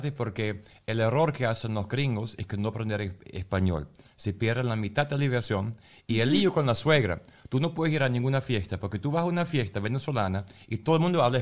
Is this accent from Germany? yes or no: yes; Germany; Spanish is a second language; yo soy alemán, pero otro extranjero que se encontró con una venezolana